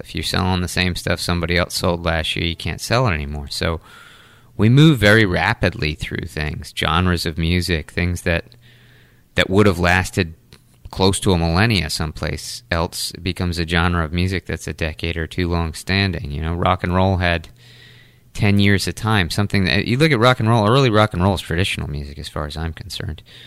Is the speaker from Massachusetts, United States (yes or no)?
yes; Taunton, Massachusetts, United States; also born or lived in North Carolina; now in New Bedford, United States; I grew up in Taunton, uh, right in the center of Taunton. Uh, lived there until I left for college